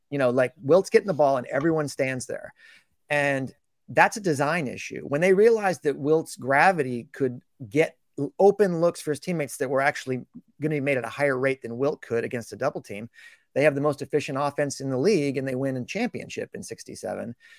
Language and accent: English; Portland, Oregon, United States; I grew up in Portland